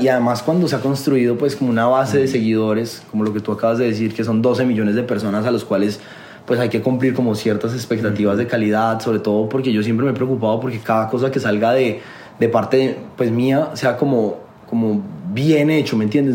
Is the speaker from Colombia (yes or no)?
yes; Colombia; also born or lived in Los Angeles; a mí como colombiano